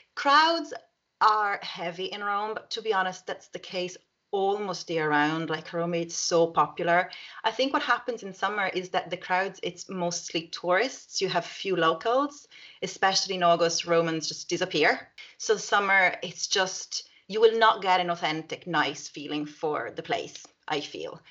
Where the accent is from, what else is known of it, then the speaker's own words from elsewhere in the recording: Rome, Lazio, Italy; Rome is my hometown